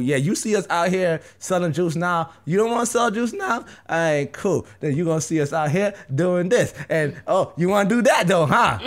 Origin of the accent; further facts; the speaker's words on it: New York, United States; I'm from New York